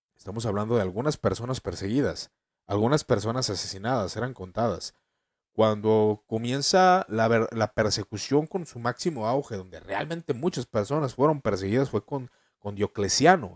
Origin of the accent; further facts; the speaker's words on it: Mexico; En mi país México